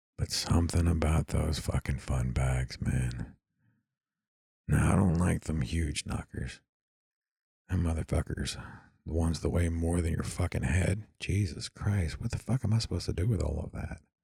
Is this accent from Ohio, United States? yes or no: no; East Texas, United States; I'm from East Texas